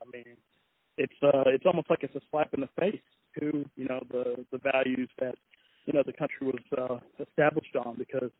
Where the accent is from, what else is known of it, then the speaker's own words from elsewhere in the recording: West Palm Beach, Florida, United States; moved away; I'm originally from Florida myself, West Palm.